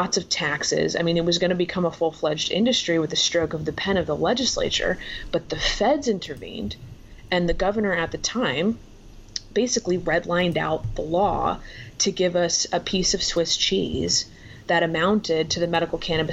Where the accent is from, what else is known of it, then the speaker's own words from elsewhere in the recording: Florida, United States; moved away as an adult; now in Washington, United States; That's where I'm from.